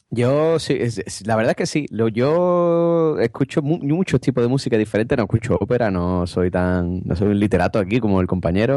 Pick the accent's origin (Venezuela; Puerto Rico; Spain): Spain; Cádiz, Andalusia; me eché novia fuera de Cádiz